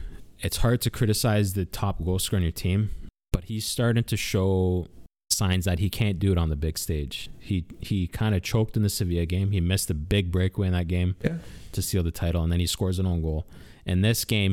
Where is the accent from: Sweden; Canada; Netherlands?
Canada; we're from Canada